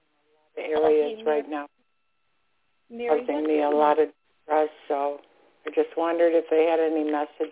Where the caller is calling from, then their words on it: Florida, United States; I'm calling from Florida.